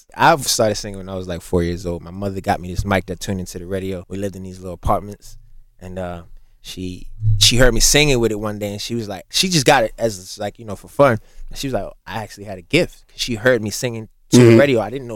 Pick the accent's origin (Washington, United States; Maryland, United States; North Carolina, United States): Maryland, United States; Baltimore; I'm from Baltimore